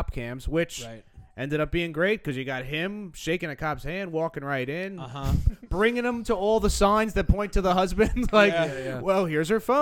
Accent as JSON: {"language": "English", "area": "Long Island", "region": "New York", "country": "United States", "said": "we're both from Long Island."}